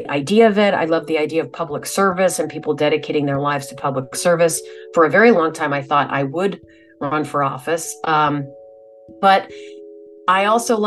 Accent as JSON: {"language": "English", "region": "New Hampshire", "country": "United States", "tie": "born or raised there", "said": "I grew up in New Hampshire"}